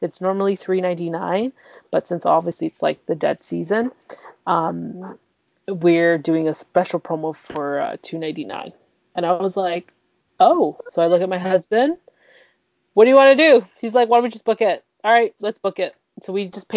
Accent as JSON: {"language": "English", "country": "Canada", "tie": "born or raised there", "said": "I'm the one that's born here"}